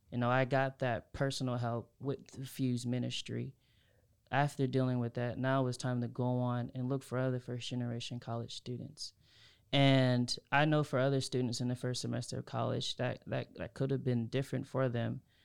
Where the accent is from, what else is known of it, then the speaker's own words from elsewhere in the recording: Havelock, North Carolina, United States; I'm from Havelock